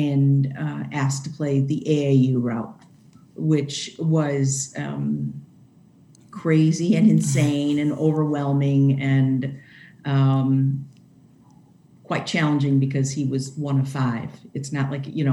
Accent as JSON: {"language": "English", "town": "Chicago", "region": "Illinois", "country": "United States", "tie": "born or raised there", "moved": "as an adult", "lives_now": "Wauconda, United States", "said": "I grew up in Chicago"}